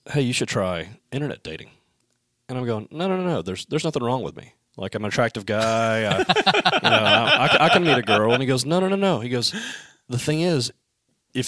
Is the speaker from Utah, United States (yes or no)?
no; Alabama, United States; I'm from Alabama